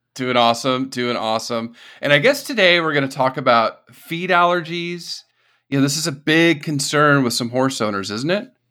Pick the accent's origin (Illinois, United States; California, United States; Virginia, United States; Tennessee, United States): California, United States; the desert part of; moved away; also born or lived in East Coast / Texas / South Carolina / Florida; growing up in California, the desert part of California